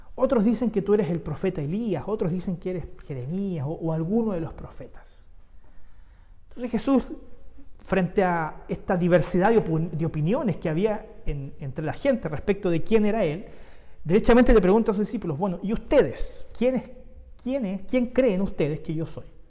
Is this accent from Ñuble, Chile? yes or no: no; Santiago, Santiago Metropolitan Region, Chile; now in Concepción, Chile; yo soy santiaguino, yo vengo de Santiago